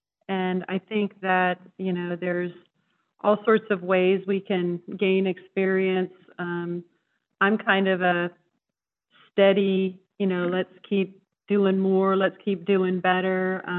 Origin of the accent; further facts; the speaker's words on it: York County, Pennsylvania, United States; I grew up in York County. I'm a Dallastown High School grad. I went away to college and stayed away for probably about 7 years, studied abroad, studied, you know, in Texas, and came back home and started a career here